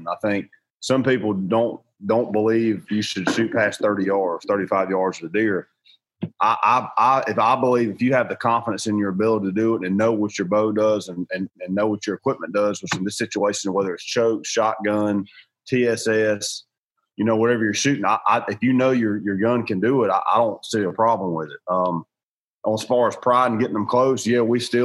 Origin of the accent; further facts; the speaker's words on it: Georgia, United States; I grew up in the South. I'm from Georgia